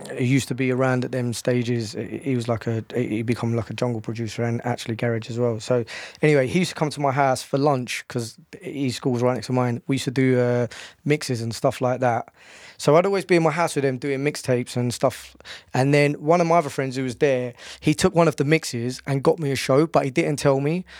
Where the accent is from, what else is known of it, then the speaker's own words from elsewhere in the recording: London, United Kingdom; I'm from Bow